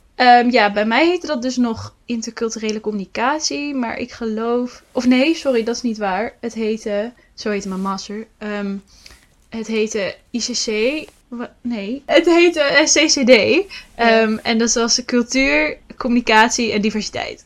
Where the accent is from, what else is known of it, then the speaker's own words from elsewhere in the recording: Lichtenvoorde, Gelderland, Netherlands; moved away as an adult; now in Utrecht, Netherlands; Oorspronkelijk kom ik uit Lichtenvoorde, uit de Achterhoek.